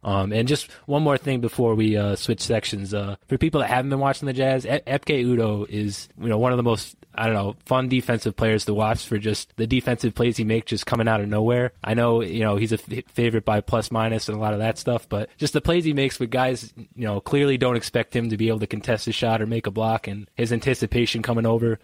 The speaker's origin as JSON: {"language": "English", "region": "New York", "country": "United States", "said": "I'm from New York"}